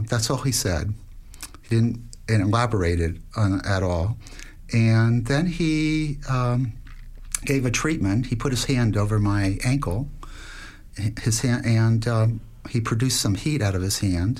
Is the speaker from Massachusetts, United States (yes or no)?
no; Miami, Florida, United States; moved away as an adult; also born or lived in Washington, D.C. / Atlanta, Georgia; I grew up in Miami, Florida